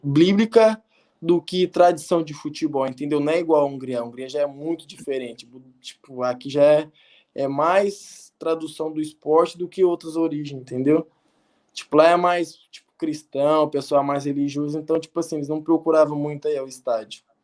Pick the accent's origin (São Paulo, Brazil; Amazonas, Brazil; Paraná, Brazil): Paraná, Brazil; Colorado; also born or lived in Armenia / São Bernardo do Campo; now in Budapest, Hungary; Sou de Colorado, do Paraná